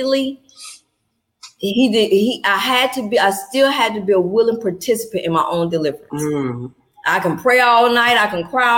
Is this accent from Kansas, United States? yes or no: no; Atlanta, Georgia, United States; I'm born and raised in Atlanta, Georgia